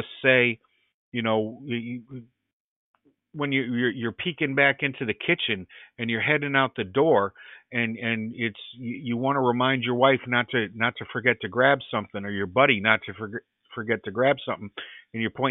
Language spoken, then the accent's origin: English; Middletown, New England, United States; being an Irish kid, growing up in my town here in New England, in Middletown